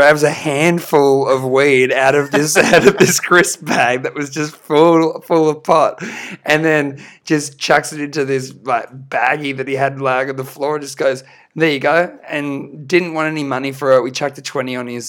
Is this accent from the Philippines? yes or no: no; Australia; We're a band from Australia.